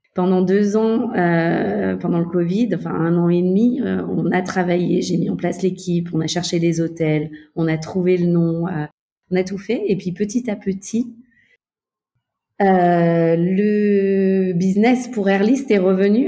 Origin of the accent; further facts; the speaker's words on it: Beaujolais, Auvergne-Rhône-Alpes, France; moved away as an adult; also born or lived in Mexico / Barcelona / Paris; même si je suis française, j'ai grandi dans le Beaujolais.